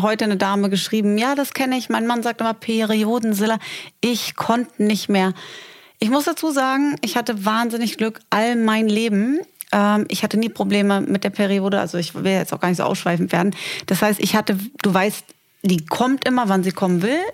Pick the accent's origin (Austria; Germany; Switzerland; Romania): Germany; moved away as an adult; also born or lived in Berlin; now in Dubai, United Arab Emirates; wenn ich in meinem Heimatdorf Ganakesee zum Bäcker fahre, dann kennt mich die Frau seit ähm, 30 Jahren